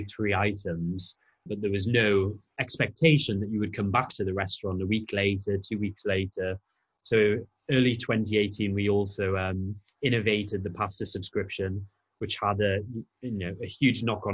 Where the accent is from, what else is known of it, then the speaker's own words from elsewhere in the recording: Newcastle upon Tyne, North East England, United Kingdom; I'm a Geordie